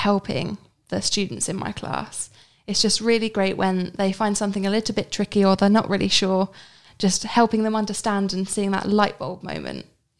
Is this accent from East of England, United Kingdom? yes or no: yes; Cambridge, East of England, United Kingdom; I'm from Cambridge in England.